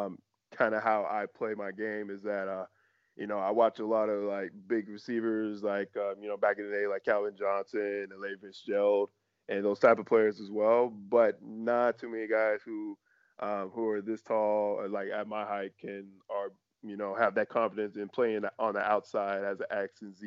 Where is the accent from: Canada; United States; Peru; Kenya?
Canada; as a Canadian athlete